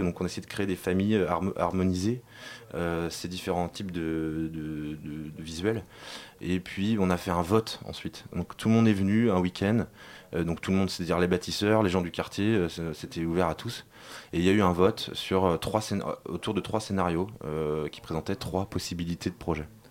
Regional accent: Nantes, Pays de la Loire, France; nous on vient de Nantes

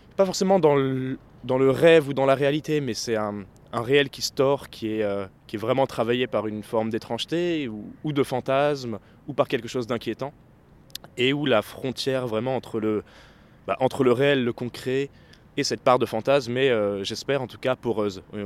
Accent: Vitry-sur-Seine, Île-de-France, France; je suis né à Vitry-sur-Seine, dans un premier appartement un peu plus loin d'ici, mais on a déménagé rapidement quand mon frère est né euh, juste à côté.

